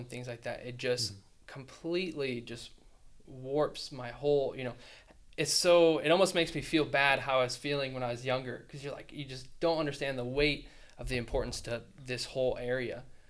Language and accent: English; Kansas City, United States; moved away; I grew up in the Kansas City area.